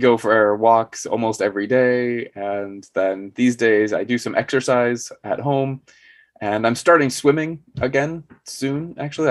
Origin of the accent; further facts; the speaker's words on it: southern Arizona, United States; moved away as an adult; now in South Korea; I'm American as well, but I'm from Arizona, which is down in the Southwest.